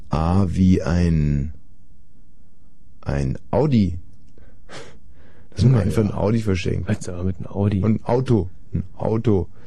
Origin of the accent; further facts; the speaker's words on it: Saxony, Germany; Ja, ich komme aus Sachsen, weißt du?